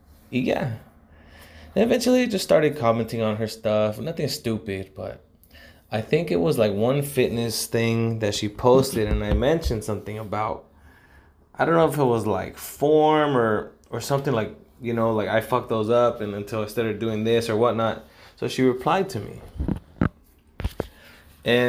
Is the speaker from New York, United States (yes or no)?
no; Los Angeles, California, United States; oh, you're from LA? And I was like, yeah